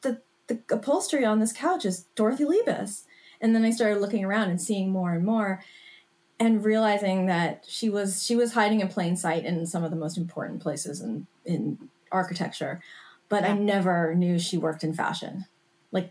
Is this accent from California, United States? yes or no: yes; Los Angeles, California, United States; also born or lived in New York; I actually decided to move back to Los Angeles, which is my hometown.